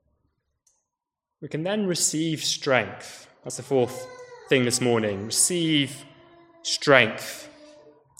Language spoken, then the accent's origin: English; United Kingdom; as British people